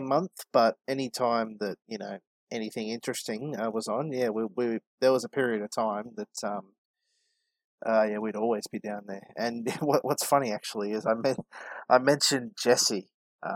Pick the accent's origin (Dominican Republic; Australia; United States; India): Australia; Melbourne, Victoria; I'm from the western suburbs of Melbourne in Australia